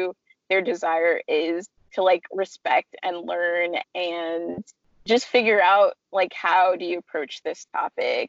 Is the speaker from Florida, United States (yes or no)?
no; California, United States; I'm from California and a really diverse part of California